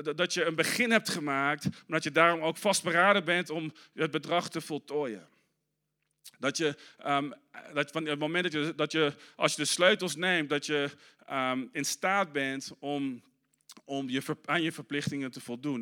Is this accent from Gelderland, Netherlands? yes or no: yes; Arnhem, Gelderland, Netherlands; moved away; toen ik in Arnhem opgroeide